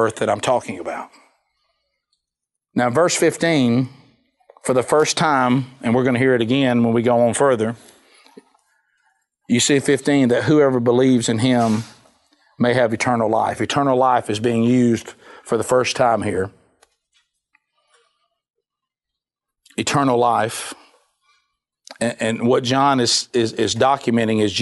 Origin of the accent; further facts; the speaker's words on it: United States; I'm from Calhoun County and I'm a co-heir of the Lord of Lords and the King of Kings